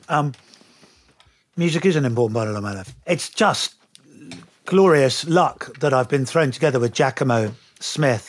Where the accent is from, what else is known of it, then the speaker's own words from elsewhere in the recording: United Kingdom; accent: English; being a Brit